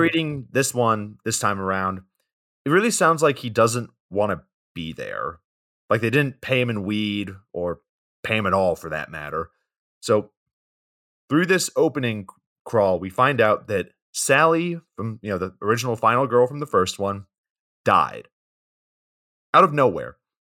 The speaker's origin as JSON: {"language": "English", "region": "Georgia", "country": "United States", "said": "We're both from Georgia"}